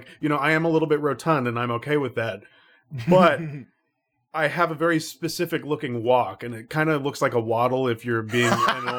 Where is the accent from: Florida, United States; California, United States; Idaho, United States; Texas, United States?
Florida, United States; Orlando; I grew up in Central Florida. And there is a very famous city there called Orlando. So Orlando. I was very, very close to Orlando for a lot of my life.